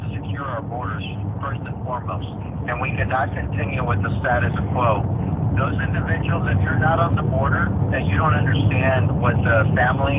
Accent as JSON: {"language": "English", "town": "Eagle Pass", "region": "Texas", "country": "United States", "tie": "born or raised there", "said": "here in Eagle Pass, which is my hometown"}